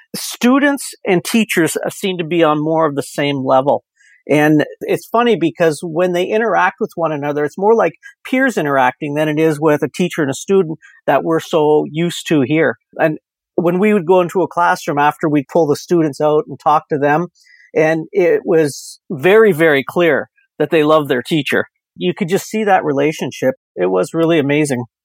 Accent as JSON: {"language": "English", "town": "Windsor", "region": "Ontario", "country": "Canada", "said": "I am from Windsor, Ontario"}